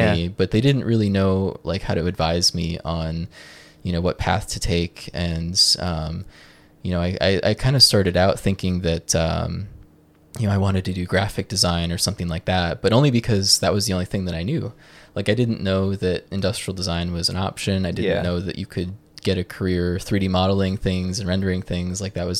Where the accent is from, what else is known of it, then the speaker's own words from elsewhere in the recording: Joshua Tree, California, United States; Yeah, so I'm from Joshua Tree, California.